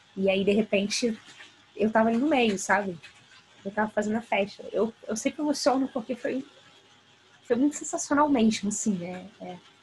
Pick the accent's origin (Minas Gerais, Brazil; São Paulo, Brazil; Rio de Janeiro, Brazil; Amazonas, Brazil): Rio de Janeiro, Brazil; eu sou do Rio de Janeiro